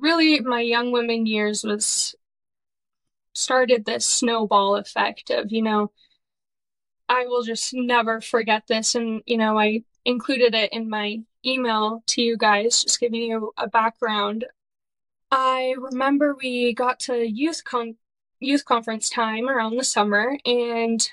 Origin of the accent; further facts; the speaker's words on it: Irvine, California, United States; I'm from California, born and raised in Orange County. I grew up in a suburb called Irvine